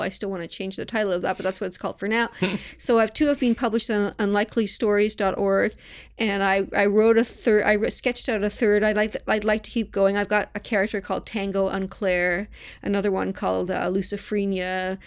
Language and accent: English; Toronto, Ontario, Canada; moved away; I grew up in Toronto